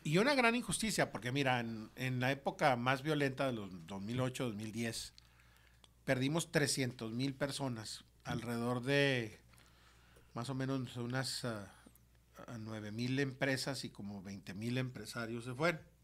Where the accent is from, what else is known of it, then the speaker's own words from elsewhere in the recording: Ciudad Juárez, Chihuahua, Mexico; yo soy un producto de Ciudad Juárez